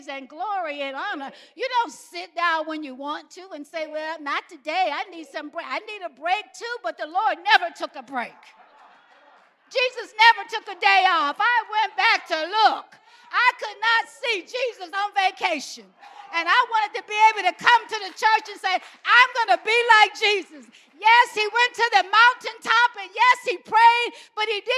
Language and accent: English; Alabama, United States; I grew up in Alabama